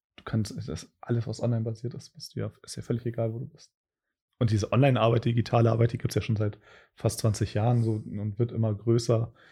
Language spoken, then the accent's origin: German; Cuxhaven, Lower Saxony, Germany; moved away; wir kommen beide aus Cuxhaven